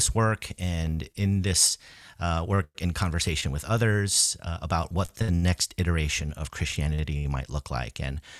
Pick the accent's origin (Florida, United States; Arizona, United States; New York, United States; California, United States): New York, United States; New York City; now in Boston, United States; I am originally from the New York City area, but I've been living in the Boston area for most of my life now.